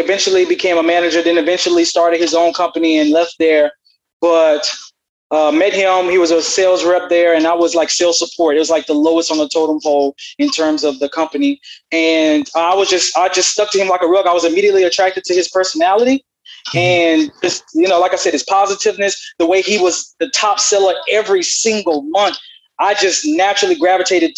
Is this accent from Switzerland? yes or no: no; Southern Louisiana, United States; now in Houston, United States; I hail from Louisiana, Southern Louisiana